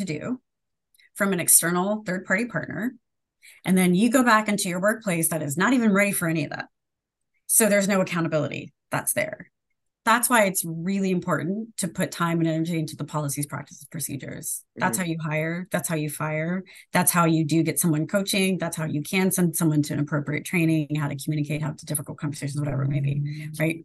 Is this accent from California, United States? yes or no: yes; Sacramento, California, United States; I grew up in Sacramento, California